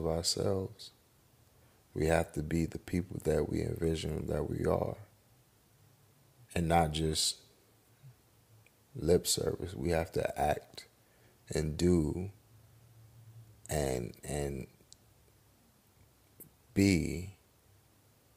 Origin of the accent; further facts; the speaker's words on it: United States; even though I'm black, I'm still an American